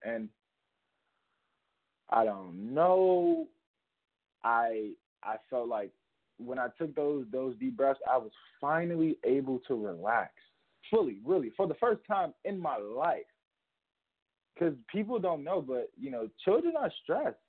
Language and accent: English; Chicago, Illinois, United States; so I grew up in Chicago and I saw a lot of death growing up